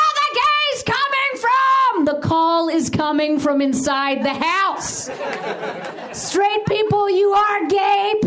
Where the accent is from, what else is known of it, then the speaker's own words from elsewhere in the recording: Chicago, Illinois, United States; now in Los Angeles, United States; I'm from Chicago, and I love my city a lot